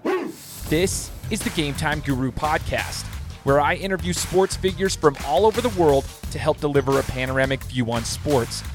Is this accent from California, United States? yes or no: no; Treasure Valley, Idaho, United States; born and raised in the Treasure Valley